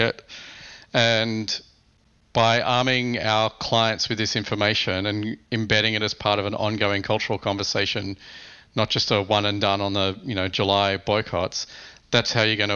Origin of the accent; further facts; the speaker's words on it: Australia; moved away as an adult; now in United States; As an Australian, I think